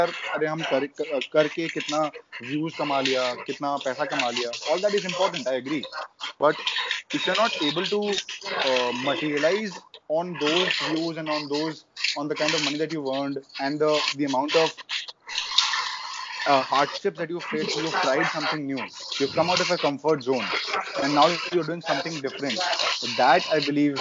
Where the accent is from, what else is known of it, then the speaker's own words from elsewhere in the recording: India; as Indian kids, we all play cricket from our childhood days